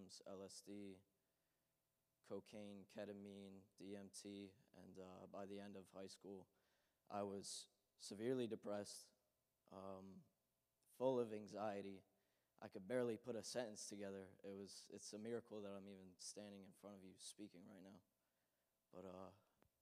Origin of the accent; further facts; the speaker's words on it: New Egypt, New Jersey, United States; I grew up in New Egypt in North Hanover